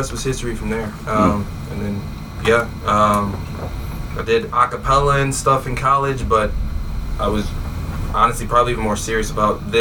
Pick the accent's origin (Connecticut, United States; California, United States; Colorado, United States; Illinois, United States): Illinois, United States; Chicago; moved away as an adult; now in Des Moines, United States; I grew up in Chicago, suburbs of Chicago